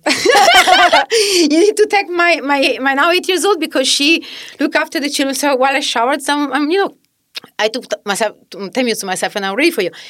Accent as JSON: {"language": "English", "region": "Southern Italy", "country": "Italy", "also_born_or_lived": "Australia", "second_language": "English", "moved": "as an adult", "lives_now": "New York City, United States", "said": "I'm originally from Italy."}